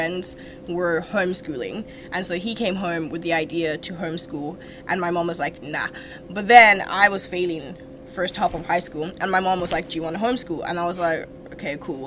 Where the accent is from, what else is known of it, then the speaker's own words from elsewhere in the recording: South Africa; moved away as an adult; also born or lived in Nigeria; now in St. John's, Canada; I was born in Nigeria. I grew up in South Africa